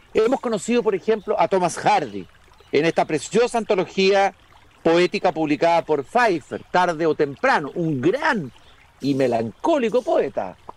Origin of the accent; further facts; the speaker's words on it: Chile; como lectores chilenos